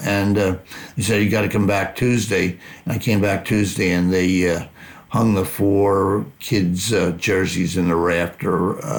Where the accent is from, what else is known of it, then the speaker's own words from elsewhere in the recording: Philadelphia, Pennsylvania, United States; I grew up in Philadelphia where we had a bunch of Hall of Fame coaches.